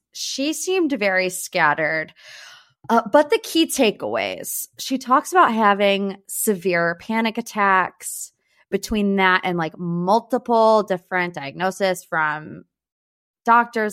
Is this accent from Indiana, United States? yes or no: no; Northeast Ohio, United States; I grew up in Northeast Ohio, which means I went to Cedar Point every single year as a child